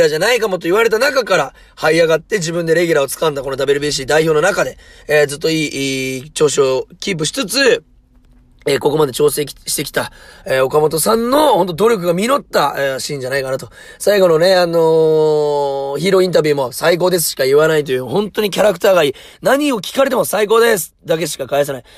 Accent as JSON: {"language": "Japanese", "town": "Munakata", "region": "Fukuoka", "country": "Japan", "tie": "born or raised there", "said": "宗方出身なんで"}